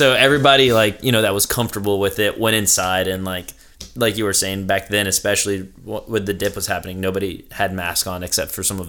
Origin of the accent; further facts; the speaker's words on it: Irmo, South Carolina, United States; So I grew up in Irmo, but I'm actually first generation. So my parents are Mexican. They came here.